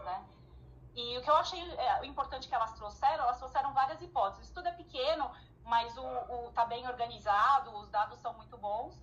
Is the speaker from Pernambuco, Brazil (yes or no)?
no; São Paulo, Brazil; Eu, como sou de São Paulo